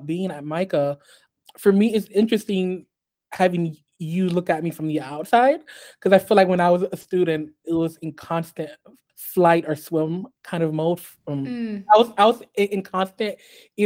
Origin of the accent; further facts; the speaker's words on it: United States; also born or lived in Haiti; I grew up here in the US.